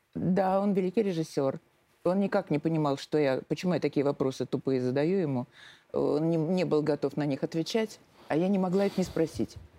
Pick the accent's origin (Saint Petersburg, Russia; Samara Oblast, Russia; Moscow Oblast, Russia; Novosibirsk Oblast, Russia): Saint Petersburg, Russia; moved away as an adult; now in Moscow, Russia; я сама из Питера